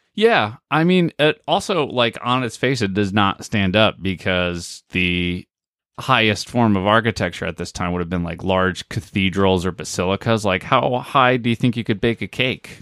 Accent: United States; we're Americans

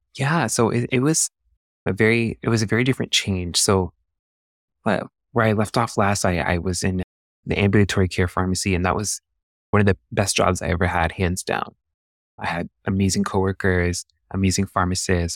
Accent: San Diego, California, United States; I'm a San Diego native, so I was born and raised here in San Diego

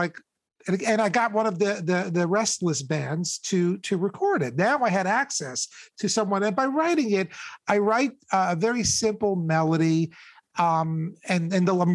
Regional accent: New York, United States; growing up in New York, I've had access to like some of the greatest shows

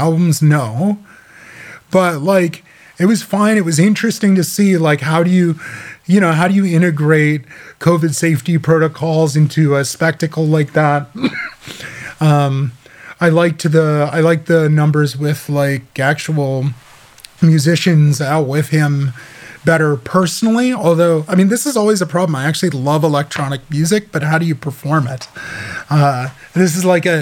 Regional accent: Midwest, United States; I grew up in the Midwest.

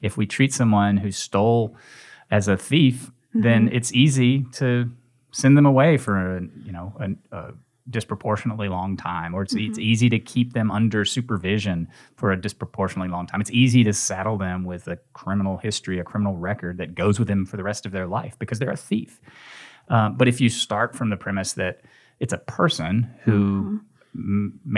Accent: Nashville, Tennessee, United States; now in Memphis, United States; I came here from Nashville, from Middle Tennessee, to go to Rhodes College and went to law school here.

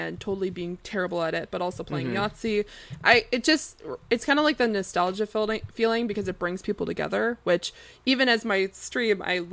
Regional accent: Canada; as a Canadian

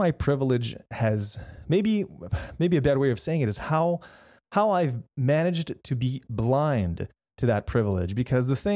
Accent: Canada; also born or lived in Manitoba; I'm a Canadian.

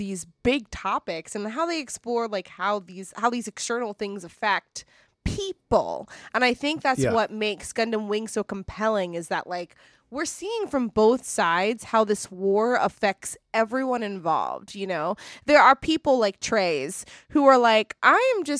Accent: United States; me as an American

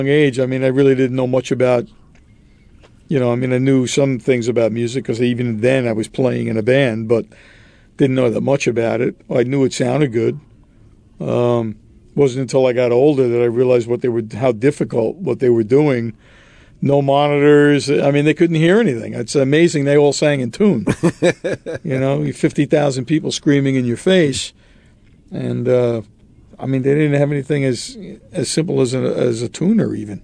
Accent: Roslyn, New York, United States; also born or lived in Brooklyn, New York; My father built a house in Roslyn in 1962, and I lived in Roslyn until I pretty much graduated from high school.

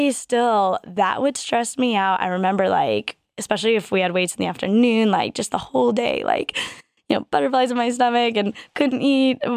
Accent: Colorado Springs, Colorado, United States; Um, so I grew up mostly in Colorado Springs, Colorado here. Um, my dad was in the Air Force, so we moved around a little bit.

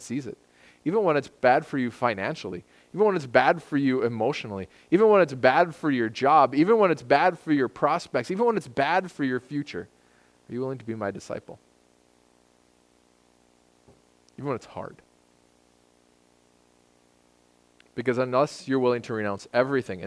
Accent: United States; I'm an American

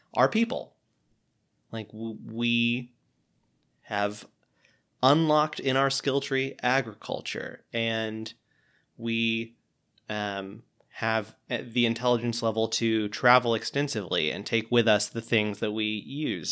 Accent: Pensacola, Florida, United States; my hometown of Pensacola, Florida

